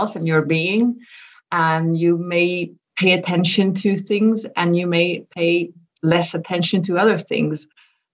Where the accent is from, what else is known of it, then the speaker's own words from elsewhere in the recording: Switzerland; I'm originally from Switzerland. I live in Zurich